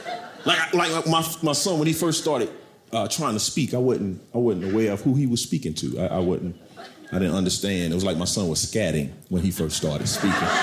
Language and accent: English; Camden, South Carolina, United States; I'm from South Carolina. I'm from a, a, a town, Camden, South Carolina